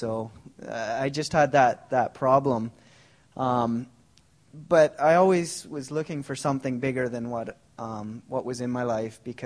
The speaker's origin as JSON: {"language": "English", "region": "Ontario", "country": "Canada", "tie": "born or raised there", "moved": "yes", "lives_now": "Langley, Canada", "said": "I didn't grow up in Langley. I grew up in Ontario"}